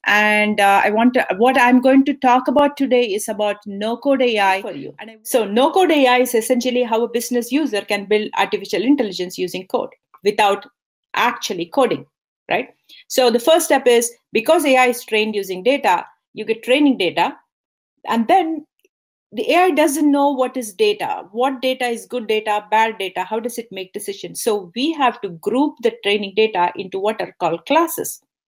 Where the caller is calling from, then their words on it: California, United States; I'm super excited to join you here, and I'm joining here from California.